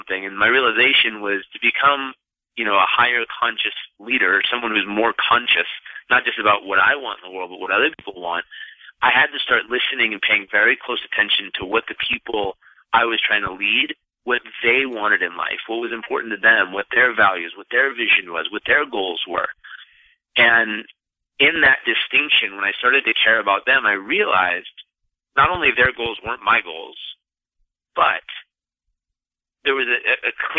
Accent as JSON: {"language": "English", "town": "San Diego", "region": "California", "country": "United States", "tie": "born or raised there", "also_born_or_lived": "Santa Monica, California", "said": "I grew up in San Diego, California, born in Santa Monica, grew up in San Diego"}